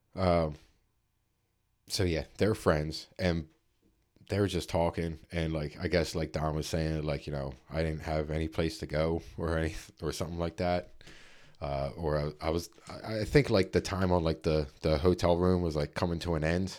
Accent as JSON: {"language": "English", "town": "Philadelphia", "region": "Pennsylvania", "country": "United States", "said": "we're from Philly"}